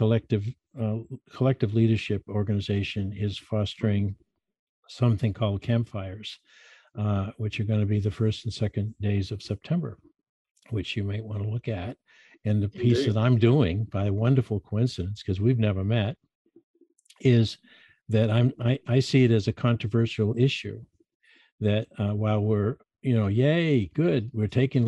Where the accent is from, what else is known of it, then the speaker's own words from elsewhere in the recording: next to ESPN, Connecticut, United States; ESPN, which is our huge sports network right here next to my hometown